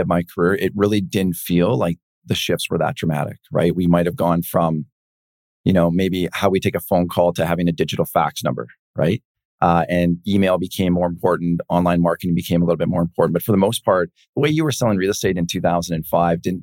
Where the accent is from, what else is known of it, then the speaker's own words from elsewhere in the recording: Penticton, British Columbia, Canada; now in Vancouver, Canada; not born in Vancouver from small town Penticton